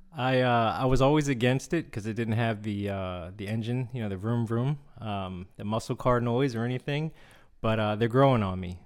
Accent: Seoul, South Korea; was born in Seoul

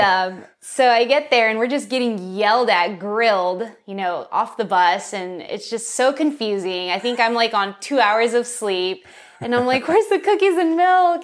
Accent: San Dimas, California, United States; also born or lived in Los Angeles; I was born in L A, uh, born and raised in San Dimas, California, specifically

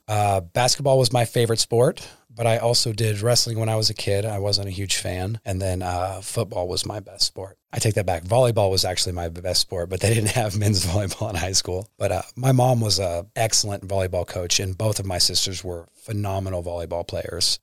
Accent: Pomona Lake, near Topeka, Kansas, United States; also born or lived in Wichita, Kansas; originally from Wichita, Kansas. Born there. My family moved to Pomona Lake, just south of Topeka

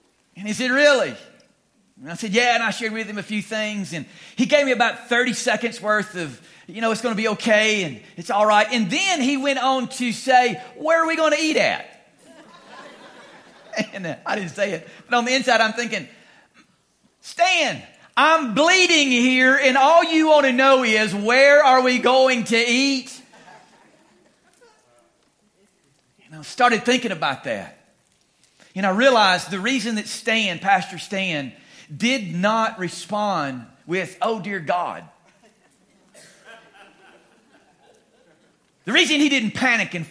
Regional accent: Louisiana, United States; moved away as an adult; also born or lived in Laramie, Wyoming; We're from Louisiana originally, but we were out there for about 7 years

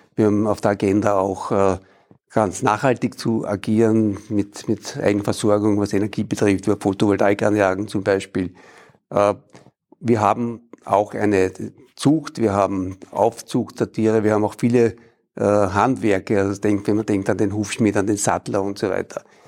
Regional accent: Vienna, Austria; ich bin als Wiener mit der spanischen Hofreitschule aufgewachsen

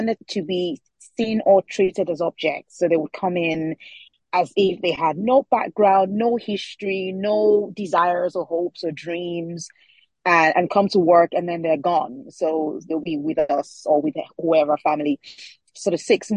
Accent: Lagos, Nigeria; first language Yoruba; English is a second language; moved away as an adult; now in United Kingdom; my childhood growing up in Lagos

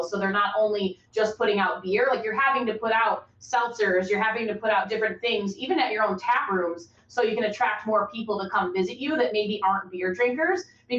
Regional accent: Rochester, New York, United States; I'm from Rochester, New York

